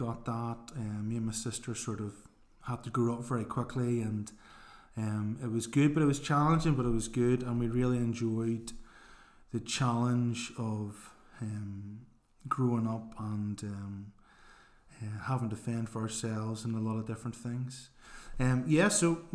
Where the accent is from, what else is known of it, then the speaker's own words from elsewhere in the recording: Belfast, Northern Ireland, United Kingdom; also born or lived in Kilkeel; I grew up in East Belfast, near Stormont, if you know where the Parliament buildings are